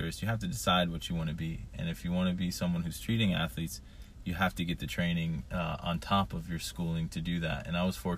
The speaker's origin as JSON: {"language": "English", "town": "Columbus", "region": "Ohio", "country": "United States", "also_born_or_lived": "Rochester", "moved": "yes", "lives_now": "Buffalo, United States", "said": "I'm from Columbus, a big Ohio State guy"}